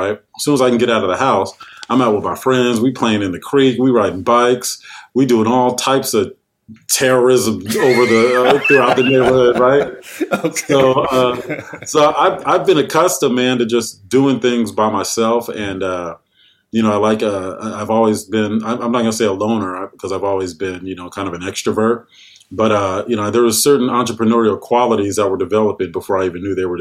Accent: San Jose, California, United States; I was born in San Jose, California

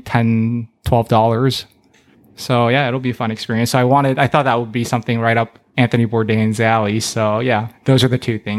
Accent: South Korea; But now Koreans have perfected Spam. I don't know if you know this, but Korea, we gift Spams on holidays.

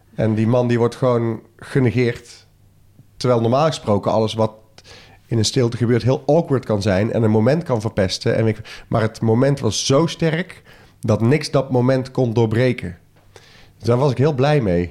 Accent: soft G, southern Netherlands, Netherlands; accent: zachte G (soft G); Met mijn zachte G

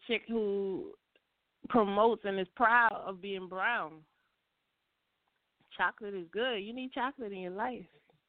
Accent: New York, United States; now in Atlanta, United States; because I'm from New York

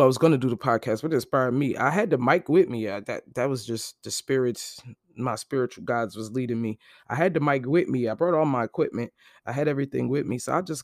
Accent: Brooklyn, New York, United States; Then I'm actually from Brooklyn. Brooklyn born.

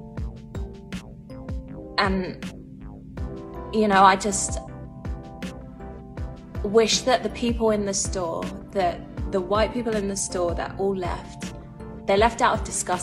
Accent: London, United Kingdom; also born or lived in Islington, London; I grew up in Hackney.

